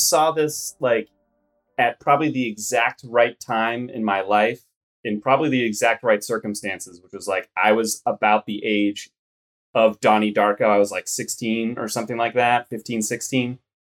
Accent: Pennsylvania, United States; I grew up in Pennsylvania. So it was like rural Pennsylvania.

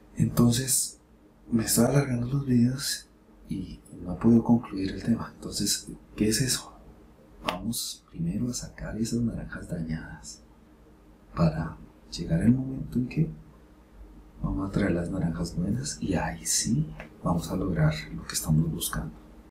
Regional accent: Bogotá, Colombia; Yo soy de Bogotá, de la capital.

